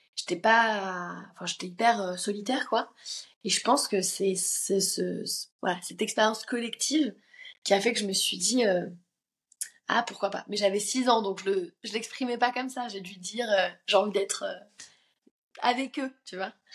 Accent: Paris, Île-de-France, France; J'habitais dans le dans, le 13e à, cette époque-là

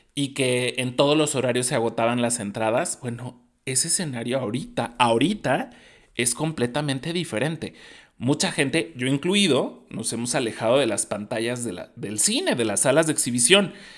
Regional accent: Mexico; como buen mexicano

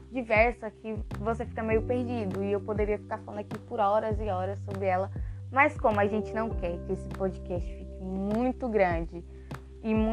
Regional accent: Brazil; a gente é brasileiro. Aqui em São Paulo

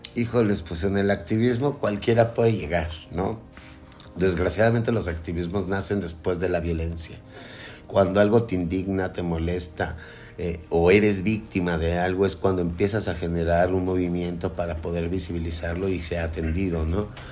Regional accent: Mexico; soy una persona que paga impuestos y que soy mexicana

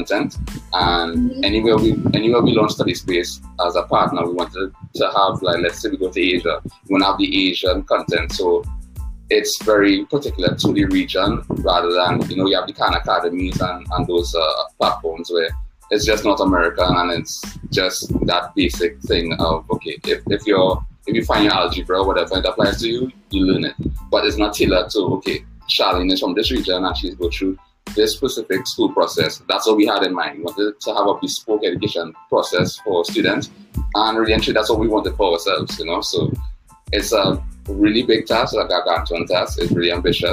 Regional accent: Trinidad & Tobago; I'm from Trinidad and Tobago in the Caribbean.

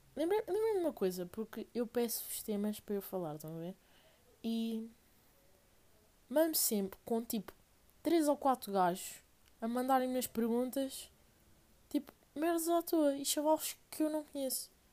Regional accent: Portugal; venho de Portugal

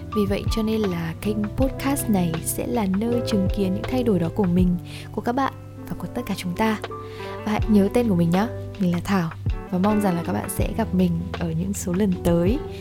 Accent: Ha Nam, Vietnam; mình đến từ hà nam một tỉnh giáp danh với hà nội cho những bạn nào không biết thì quê mình nổi tiếng với cá kho làng Vũ Đại

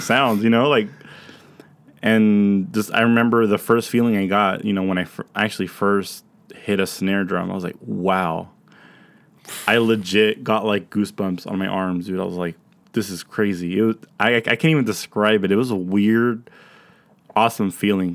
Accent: Pomona, California, United States; moved away; my hometown in Pomona.

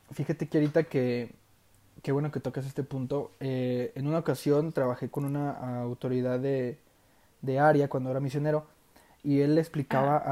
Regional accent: Durango, Mexico; soy de Durango, Durango, México, tierra de los alacranes

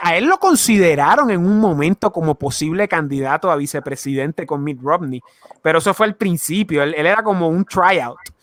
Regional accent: Guaynabo, Puerto Rico; nosotros somos de San Juan, nosotros somos de Guaynabo, de San Juan, de la zona metro

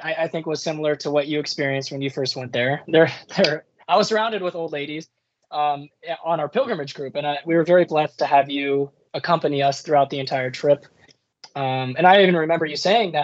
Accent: San Diego, California, United States; also born or lived in Notre Dame, Indiana; born and raised in San Diego

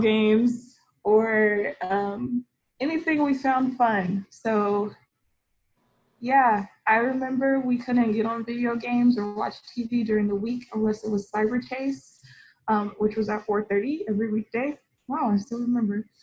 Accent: Austin, Texas, United States; also born or lived in Houston / New York; I was born and raised in Austin. Lived there for 15 years, and when I was 15, my family moved to Houston

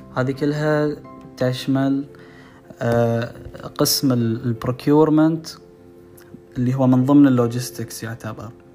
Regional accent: Bahrain; من البحرين

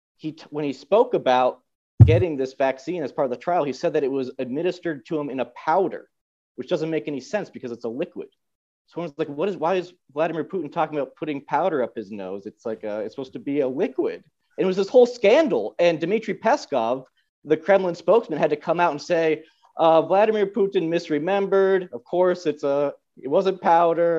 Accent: United States; moved away as an adult; also born or lived in Bashkortostan, Russia; now in Moscow, Russia; as an American

